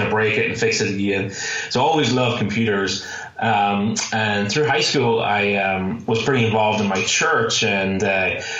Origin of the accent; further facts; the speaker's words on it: Ireland; now in Phoenix, United States; I'm originally from Ireland. That's why you may hear a little bit of an accent there. I currently live in Phoenix, Arizona